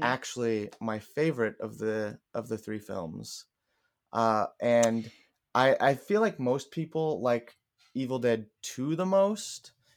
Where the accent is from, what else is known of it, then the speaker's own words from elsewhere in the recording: Kansas City, United States; I'm from Kansas City